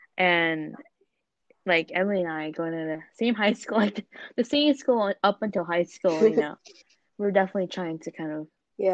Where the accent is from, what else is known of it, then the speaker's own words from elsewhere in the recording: Japan; I was born in Japan. I was, you know, I grew up there, so that Japanese side of me is definitely stronger in me.